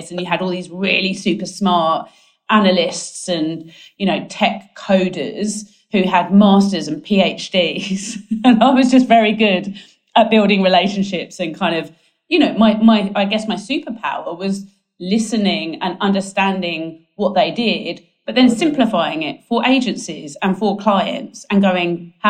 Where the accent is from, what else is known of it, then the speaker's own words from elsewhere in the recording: Essex, East of England, United Kingdom; moved away as an adult; also born or lived in London; now in Sydney, Australia; as you can tell by my accent, I am not Australian. I'm actually from Essex in the UK.